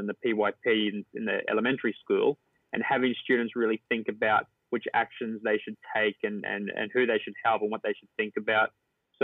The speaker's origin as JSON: {"language": "English", "area": "Sunshine Coast", "region": "Queensland", "country": "Australia", "tie": "born or raised there", "moved": "as an adult", "lives_now": "Singapore", "said": "I'm from the Sunshine Coast in Queensland. I grew up in the country and beside the beach."}